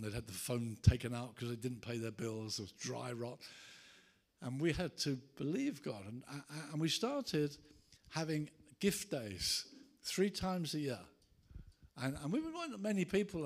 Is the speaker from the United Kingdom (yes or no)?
yes; Brighton, South East England, United Kingdom; my hometown of Brighton